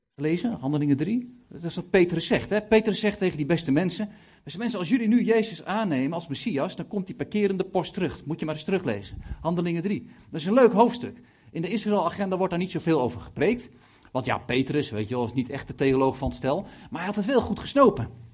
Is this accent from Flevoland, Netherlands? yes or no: yes; Lelystad, Flevoland, Netherlands; Ik kom uit Lelystad, 70.000 inwoners gaan de 4000 naar de kerk.